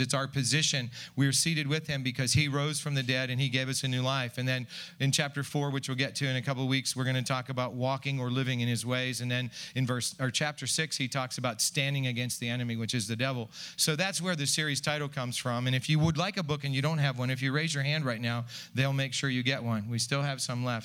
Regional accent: United States; I'm an American

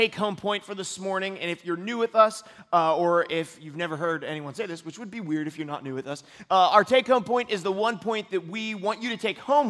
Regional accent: United States; as American Christians

